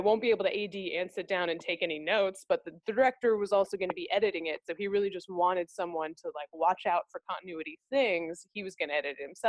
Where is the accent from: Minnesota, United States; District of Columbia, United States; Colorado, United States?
Minnesota, United States; moved away; I was from Minnesota